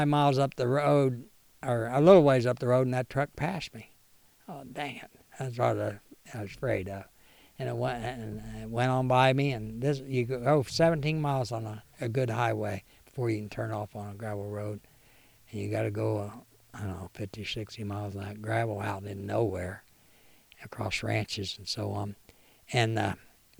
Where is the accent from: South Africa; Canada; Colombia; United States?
United States; Missouri; I'm from Missouri.